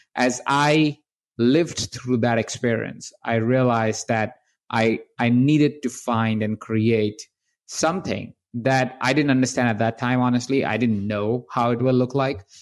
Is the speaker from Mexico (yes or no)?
no; India; I was born in India. I was born in the household of twenty-three different people